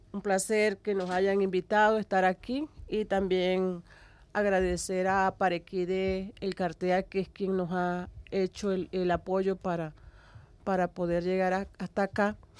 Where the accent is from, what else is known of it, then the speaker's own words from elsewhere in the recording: Cesar, Colombia; now in La Guajira, Colombia; yo soy del Cesar. Yo soy de, un pueblo que queda al pie o en las estribaciones de la Sierra Nevada de Santa Marta